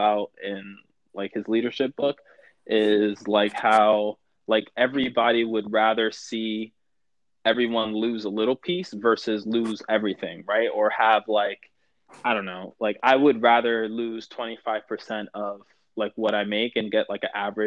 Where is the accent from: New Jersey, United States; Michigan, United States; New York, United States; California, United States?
New York, United States; New York City; I'm from New York, born and raised New York, New York